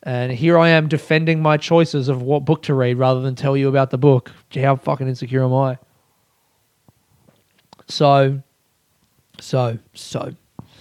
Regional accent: Australia; growing up in Australia

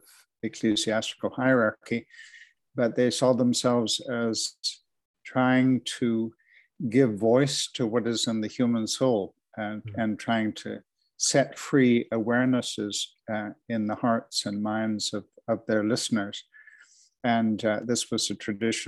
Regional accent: Canada; now in Edinburgh, United Kingdom; I'm based in Edinburgh here with my wife. This is where we've reared our children. But I'm Canadian by birth. I began on your side of the Atlantic.

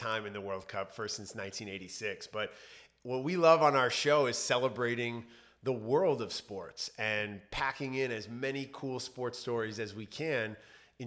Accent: New York, United States; moved away as an adult; also born or lived in Los Angeles; growing up in New York, living my adult life in Los Angeles

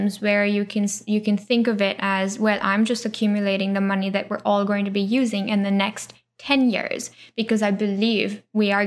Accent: Pune, Maharashtra, India; I grew up in Pune, huge city

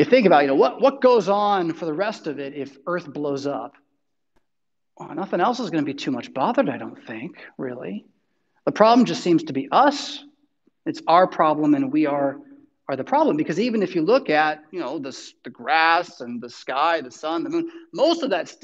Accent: United States; I want to boast of being an American.

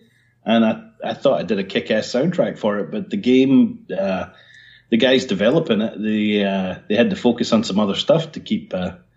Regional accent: Scotland, United Kingdom; moved away as an adult; also born or lived in Portsmouth / London / Dewsbury; I grew up in Scotland, and then at the age of 18, I got hired by Catalyst Coders in Portsmouth

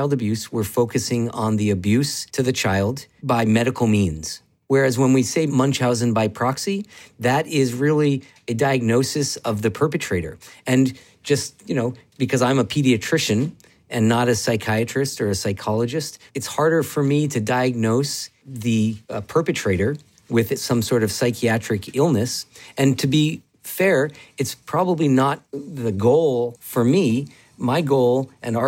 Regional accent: Vermont, United States; moved away as an adult; also born or lived in Seattle; I grew up in Vermont and then left to go to Seattle to train in pediatrics

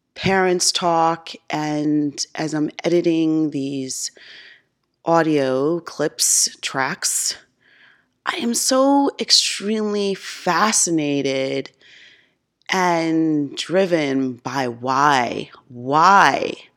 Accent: Mount Vernon, New York, United States; moved away as an adult; also born or lived in Bronx, New York; now in Charlotte, United States; I felt growing up in New York, I could be whoever I want

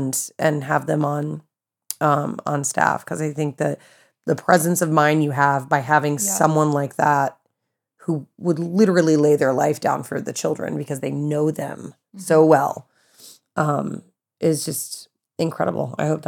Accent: the South, United States; Like growing up in the South, it's horrible. It's horrible. But it's like growing up in the South, how we had all the tornado drills and nobody in California ever had those.

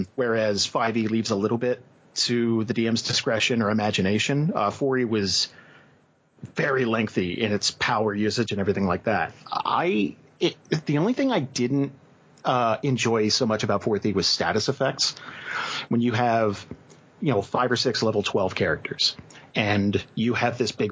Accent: New Jersey, United States; moved away as an adult; I grew up in Jersey

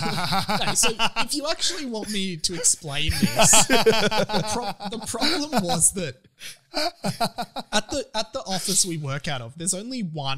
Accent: Melbourne, Victoria, Australia; I grew up in Melbourne.

